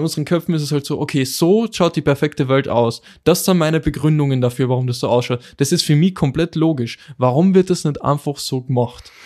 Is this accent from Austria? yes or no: yes; Austria; bei uns in Österreich